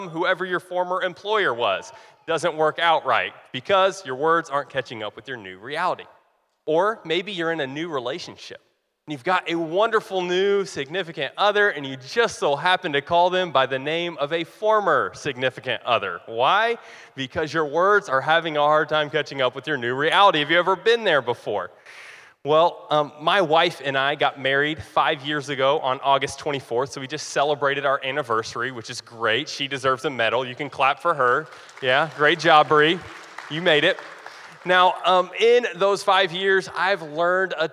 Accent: Eastern Kentucky, United States; accent: drawl; I was born and raised in Eastern Kentucky, and I'm proud of it, which means that I may have an occasional y'all sneak in, or I may have a little drawl that sneaks in.

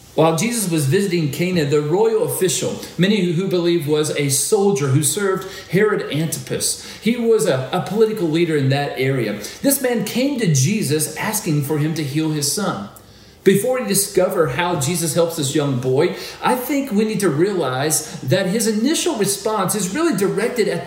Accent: Maysville, Kentucky, United States; my hometown, Maysville, Kentucky

